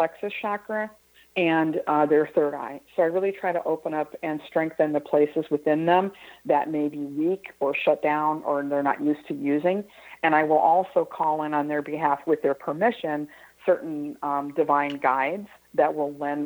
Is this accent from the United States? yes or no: yes; Midwest, United States; I grew up in the Midwest